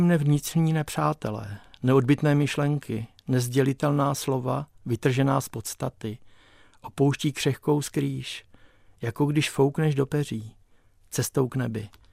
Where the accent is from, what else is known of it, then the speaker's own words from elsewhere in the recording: Krnov, Moravian-Silesian Region, Czechia; moved away as an adult; also born or lived in Nový Jičín; now in Prague, Czech Republic; my jsme s rodiči bydleli v Krnově, já jsem se narodil tady v Novém Číně